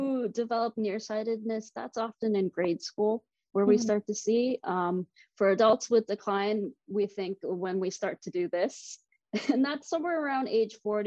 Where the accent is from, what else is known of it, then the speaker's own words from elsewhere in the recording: Durham Region, Ontario, Canada; also born or lived in Toronto / Boston; I was born and raised in Durham region.